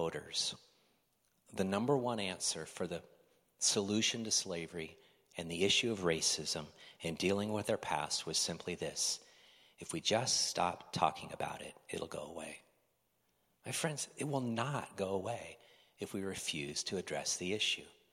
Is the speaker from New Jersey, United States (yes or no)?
no; Oregon, United States